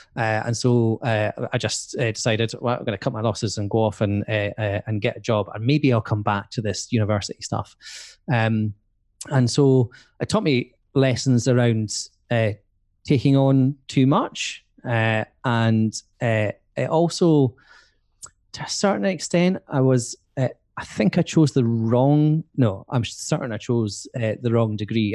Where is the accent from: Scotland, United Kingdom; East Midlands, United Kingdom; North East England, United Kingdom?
Scotland, United Kingdom; Edinburgh; moved away as an adult; also born or lived in Aberdeen; I'm from Edinburgh and I wanted to, to move out of Edinburgh